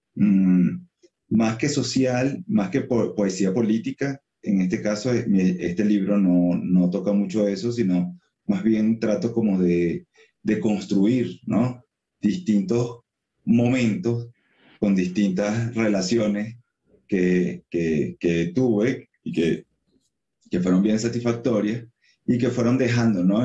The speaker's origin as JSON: {"language": "Spanish", "country": "Venezuela", "also_born_or_lived": "Colombia / San Cristóbal, Venezuela", "said": "yo soy venezolano, sí, eh, soy venezolano, mi mamá es de San Cristóbal, que es como la ciudad fronteriza con Colombia, yo viví un tiempo en, Colombia, viví un tiempo en, en San Cristóbal"}